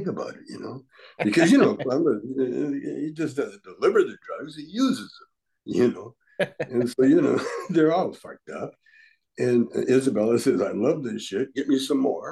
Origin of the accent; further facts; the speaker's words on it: Calgary, Alberta, Canada; moved away; also born or lived in Vancouver, Canada; I grew up in Calgary, actually, but I lived in Vancouver long enough on the street in Vancouver